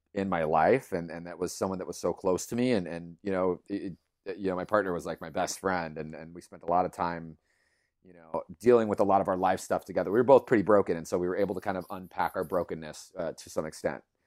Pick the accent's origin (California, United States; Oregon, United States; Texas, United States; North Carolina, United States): California, United States; Los Angeles; I was born and raised in East L